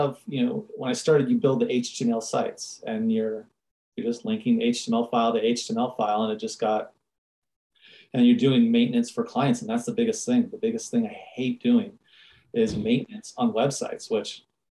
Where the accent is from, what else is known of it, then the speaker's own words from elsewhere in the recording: San Diego, California, United States; moved away as an adult; now in Fort Collins, United States; I was born and raised in San Diego. And then in 2007, I moved from San Diego to Fort Collins, Colorado